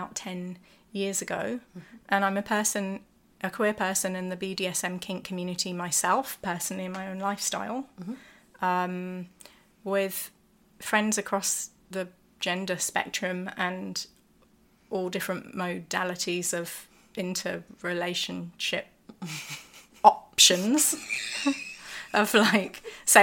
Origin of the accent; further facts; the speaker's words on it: London, United Kingdom; London is my hometown